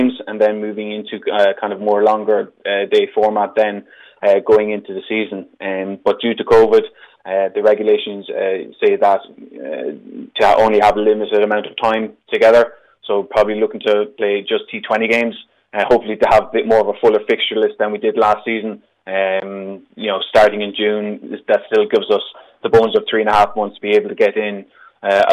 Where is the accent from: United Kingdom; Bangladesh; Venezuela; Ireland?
Ireland; me as an Irish person